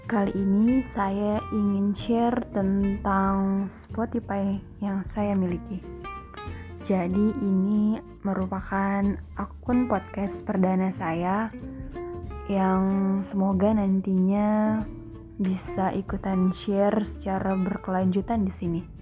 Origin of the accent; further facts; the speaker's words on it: Deli Serdang, North Sumatra, Indonesia; also born or lived in Medan; Saya lahir di kota Medan dan besar di Deli Serdang.